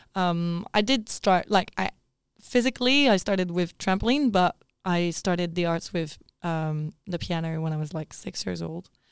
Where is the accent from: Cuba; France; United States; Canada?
France; Paris, Île-de-France; moved away; also born or lived in Perth / Melbourne; I grew up in Paris